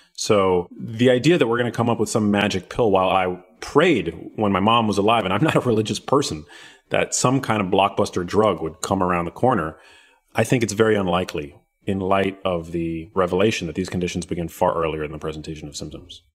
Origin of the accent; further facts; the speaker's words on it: New York City, New York, United States; I grew up in New York City, which is where my mom lived at the time.